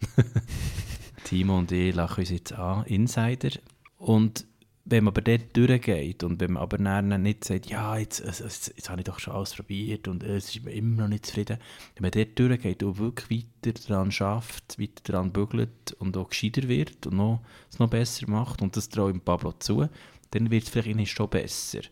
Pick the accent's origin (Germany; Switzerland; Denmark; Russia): Switzerland; Thun, Bern; Ich komme selber ja aus Thun